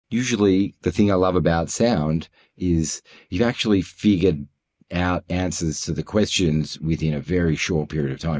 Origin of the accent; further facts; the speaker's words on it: Melbourne, Victoria, Australia; also born or lived in Toronto, Canada; now in Sydney, Australia; I'm in Sydney. Uh, I'm from Melbourne